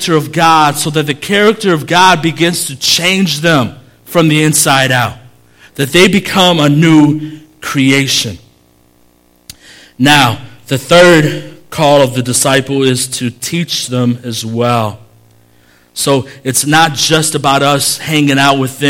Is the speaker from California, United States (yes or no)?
no; Chicago, Illinois, United States; I grew up in Humble Park.